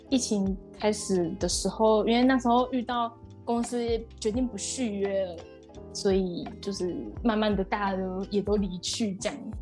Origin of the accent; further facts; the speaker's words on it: Taichung, Taiwan; moved away as an adult; also born or lived in Shiretoko, Hokkaido, Japan; now in Yamagata, Japan; 我是来自台中的